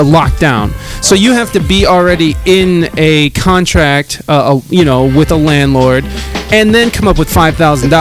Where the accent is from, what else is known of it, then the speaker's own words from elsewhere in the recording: Toledo, Ohio, United States; also born or lived in Adrian, Michigan / San Diego; now in Toledo, United States; I grew up in Toledo, but like I've been in San Diego for the last